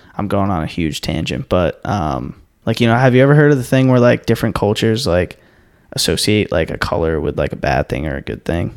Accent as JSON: {"language": "English", "area": "Cape Cod", "region": "Massachusetts", "country": "United States", "tie": "born or raised there", "moved": "yes", "said": "I grew up on Cape Cod"}